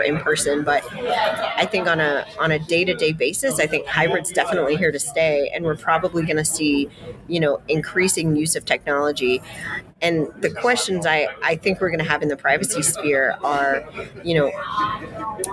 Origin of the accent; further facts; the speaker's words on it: Denver, Colorado, United States; I grew up in Denver